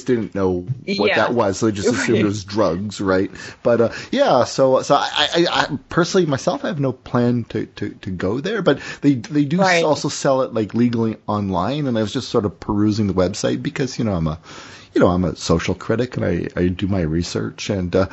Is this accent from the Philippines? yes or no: no; Burlington, Ontario, Canada; My hometown, my town, you know, Burlington, Metric Burlington